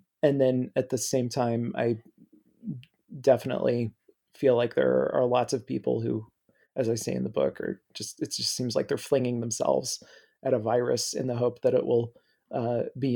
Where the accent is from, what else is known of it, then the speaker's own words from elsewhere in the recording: Midwest, United States; I grew up in the Midwest